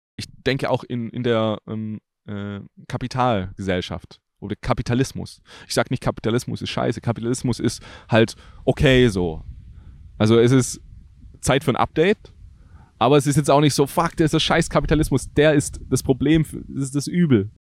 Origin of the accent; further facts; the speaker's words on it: Germany; ich liebe Deutschland, das ist meine Heimat